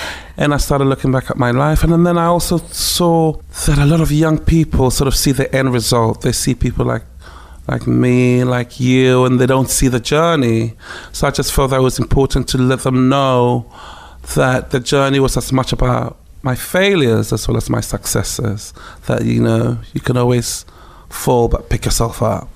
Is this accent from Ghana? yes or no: yes; Ghana; moved away; also born or lived in Takoradi, Ghana / Accra, Ghana; growing up in ghana but on a military base